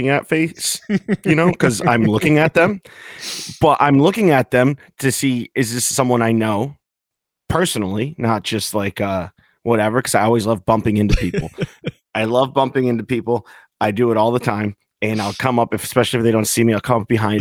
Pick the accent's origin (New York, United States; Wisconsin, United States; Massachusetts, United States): Massachusetts, United States; Northampton; moved away; also born or lived in Orlando; I grew up in Northampton, Massachusetts, where Clark School for the Deaf is.